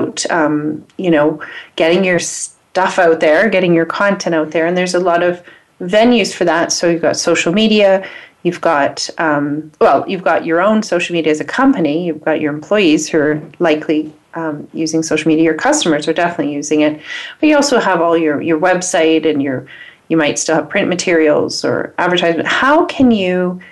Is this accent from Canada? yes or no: yes; Canada; I'm Canadian